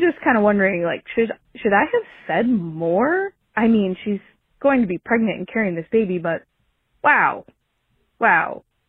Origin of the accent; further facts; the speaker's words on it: Oregon, United States; I am a person from Oregon